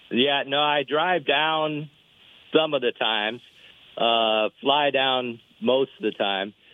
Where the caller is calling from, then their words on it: Austin, Texas, United States; I'm actually calling from Austin because my sister lives in Austin.